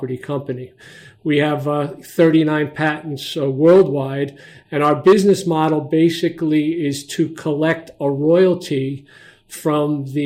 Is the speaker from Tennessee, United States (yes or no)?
no; New York City, New York, United States; moved away as an adult; now in Montclair, United States; I grew up and spent a good part of my younger life in Brooklyn, New York